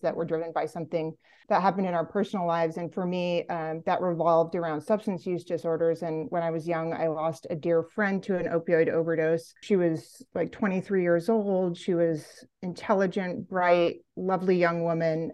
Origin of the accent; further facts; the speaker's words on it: Olympia, Washington, United States; moved away as an adult; now in Vermont, United States; I grew up in Olympia, Washington